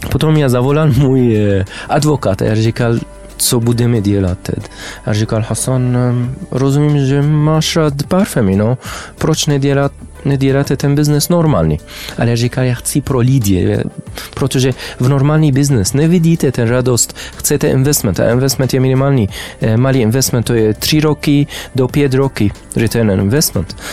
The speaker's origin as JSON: {"language": "Czech", "town": "Amman", "region": "Amman Governorate", "country": "Jordan", "also_born_or_lived": "Damascus, Syria / Saudi Arabia / Spain / France", "second_language": "Czech", "moved": "yes", "lives_now": "Czech Republic", "said": "Eh, jsem z Jordánska, zamanu, ale mm, bydlili jsem e, v Syrii Damask e, od 1990 e, do 2000, mm. potom v Saudské Arabii, potom ve Spain a Francie, ale teď ve České republice."}